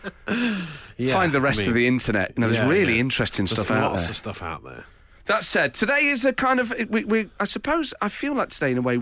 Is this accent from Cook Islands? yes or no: no; England, United Kingdom; I'm English